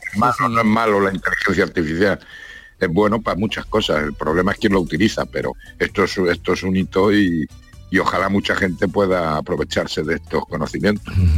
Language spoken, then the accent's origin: Spanish; Granada, Andalusia, Spain; Nosotros somos, vamos, yo ya soy granadino.